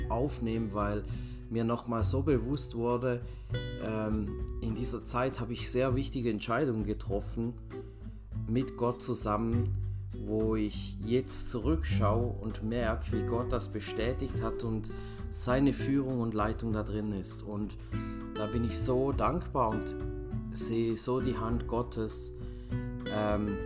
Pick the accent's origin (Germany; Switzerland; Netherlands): Switzerland; aus der Schweiz. Ich bin gerade auf Heimaturlaub hier, wo ich aufgewachsen bin.